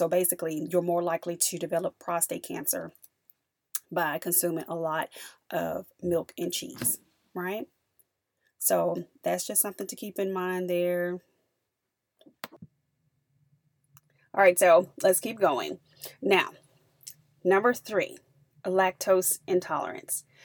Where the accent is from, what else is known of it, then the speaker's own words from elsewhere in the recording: the South, United States; I'm from the South